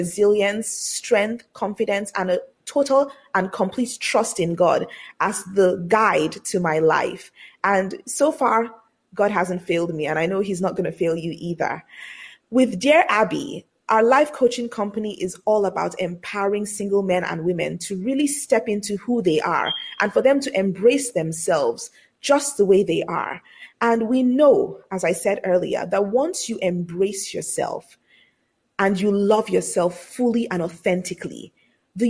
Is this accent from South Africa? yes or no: no; Lagos, Nigeria; I was born and raised in Lagos, Nigeria, on the African continent.